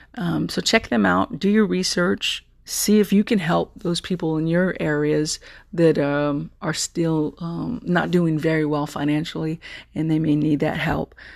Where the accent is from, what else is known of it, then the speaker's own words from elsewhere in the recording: Texas, United States; accent: Southern; I'm a Texan